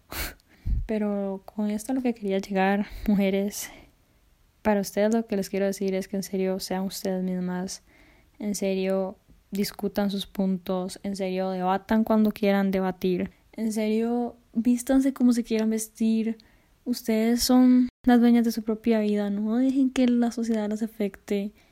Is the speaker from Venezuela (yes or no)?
no; Costa Rica; yo soy de Costa Rica